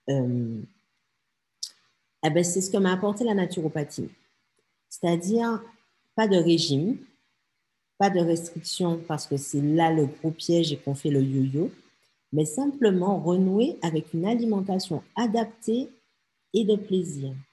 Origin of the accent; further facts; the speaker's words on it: French Antilles, France; la vie assez monde comme on dit chez nous aux Antilles, ben traduction, euh, ben ouais, la vie, elle n'est pas facile en fait.